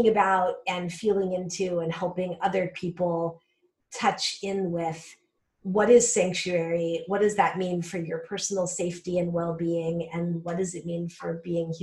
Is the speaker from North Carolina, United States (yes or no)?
no; Colorado, United States; also born or lived in California Bay Area / Michigan / upstate New York; now in Pennsylvania, United States; I'm originally from Colorado in the Southwest. I grew up in the high Rocky Mountains in a rural area